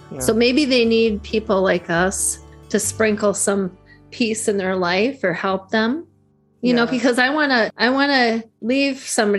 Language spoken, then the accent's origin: English; Detroit, Michigan, United States; moved away; I'm from Detroit and you can take a girl out of Detroit, but you can't take Detroit out of the girls.